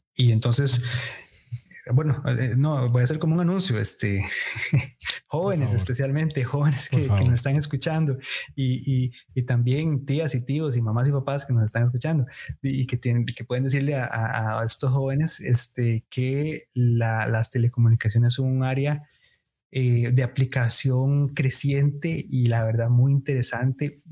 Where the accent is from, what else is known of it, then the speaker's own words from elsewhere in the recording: Costa Rica; como sociedad costarricense